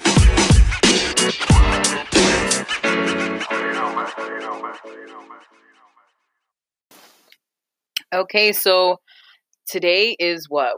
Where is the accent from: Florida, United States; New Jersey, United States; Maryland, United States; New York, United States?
New Jersey, United States; we're Jersey girls. We were born, grew up, raised in Jersey.